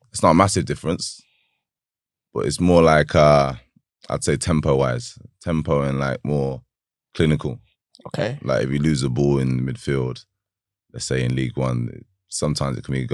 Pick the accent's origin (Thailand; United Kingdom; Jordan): United Kingdom; Northampton, East Midlands; Um, I'm from Northampton. Uh, growing up there, I wasn't the best of uh, best of um, uh, children